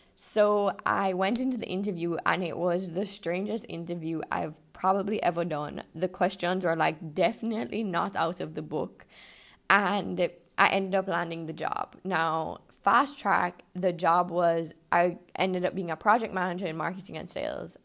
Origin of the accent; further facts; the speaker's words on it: Jamaica; moved away as an adult; also born or lived in Canada; I'm born and raised in Jamaica, but I did go to university in Canada